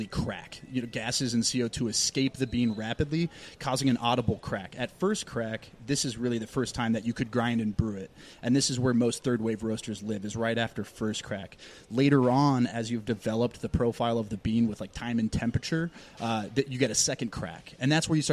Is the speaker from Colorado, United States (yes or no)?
no; Plymouth, Minnesota, United States; moved away as an adult; also born or lived in Chicago; I was born and raised in Plymouth in Minnesota